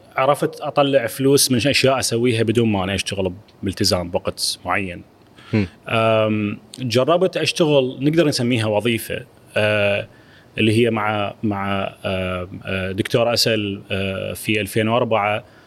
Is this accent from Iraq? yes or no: yes; Iraq; أنا كعراقي